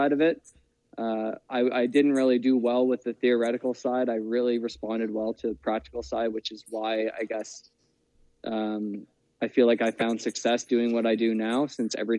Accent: Cole Harbour, Nova Scotia, Canada; I'm from Nova Scotia, small town, Cole Harbour.

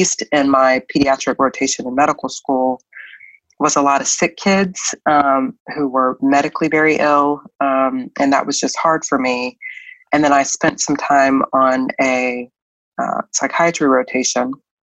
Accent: North Carolina, United States; moved away as an adult; now in Birmingham, United States; I am originally from North Carolina, but my family has been living in Birmingham, Alabama for the last like 10 years

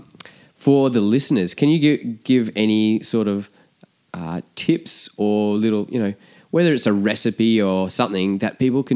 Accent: Vancouver, British Columbia, Canada; moved away; I grew up in Vancouver

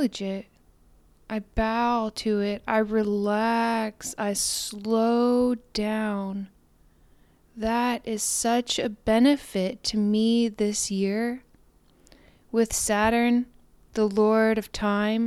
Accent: Houston, Texas, United States; H-Town and for my hometown where I come from

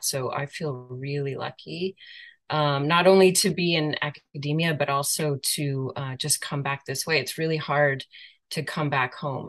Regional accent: San Jose, California, United States; now in Vancouver, Canada; I was born in San Jose and grew up just literally right in the heart of all of that territory

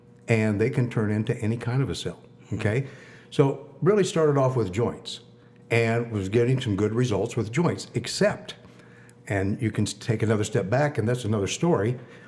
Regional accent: Midwest, United States; moved away as an adult; also born or lived in Kansas City; now in New York, United States; I'm a Midwesterner, okay? Lived in New York now for 12 years.

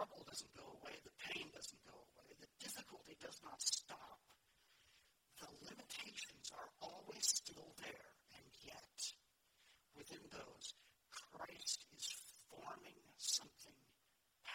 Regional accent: United States; as American evangelicals

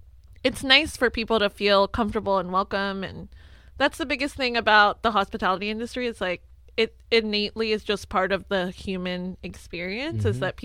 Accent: Philippines; now in United States; I think it stems from the fact that I'm Filipino.

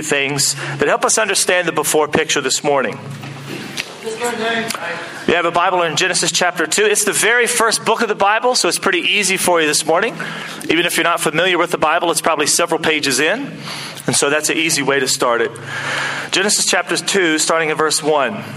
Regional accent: United States; now in Auckland, New Zealand; as an American

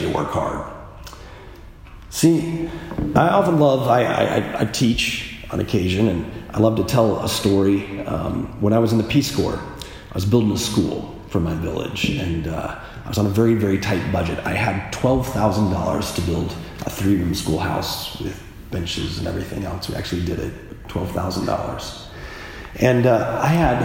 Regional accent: Midwest, United States; I grew up in the Midwest

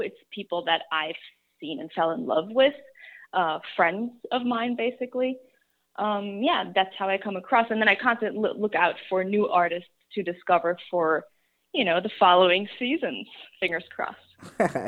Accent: Germany; moved away; I grew up in Germany. I'm German.

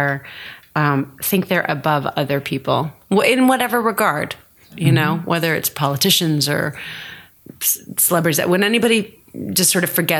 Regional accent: Houston, Texas, United States; also born or lived in San Francisco; now in Los Angeles, United States; Houston, Texas

